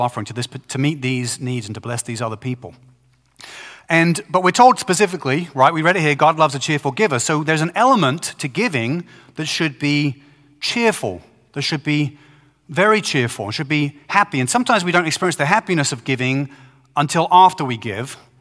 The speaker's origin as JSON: {"language": "English", "town": "Brighton", "region": "South East England", "country": "United Kingdom", "tie": "born or raised there", "said": "Brighton, England, which is my hometown"}